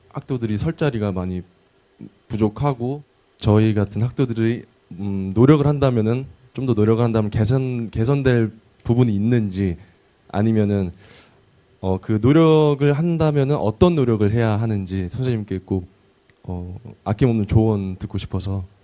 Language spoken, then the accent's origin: Korean; Seongnam, Gyeonggi Province, South Korea; 저 성남에서 온